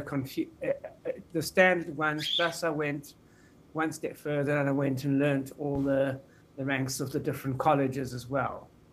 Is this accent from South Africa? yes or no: yes; Pretoria, Gauteng, South Africa; I was born in Pretoria in South Africa